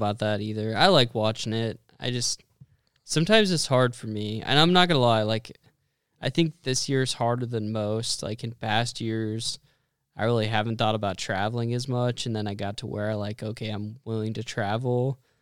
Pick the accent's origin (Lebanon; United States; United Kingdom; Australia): United States; Western Nebraska; I grew up in Western Nebraska